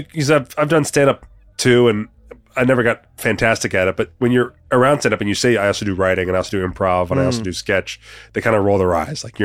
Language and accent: English; New Jersey, United States; moved away as an adult; now in Las Vegas, United States; Originally from Jersey, but I've been out in Vegas since 2008.